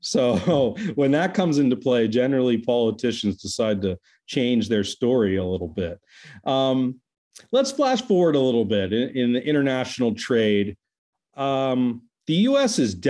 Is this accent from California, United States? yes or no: yes; California, United States; I tell people I'm not American, I'm Californian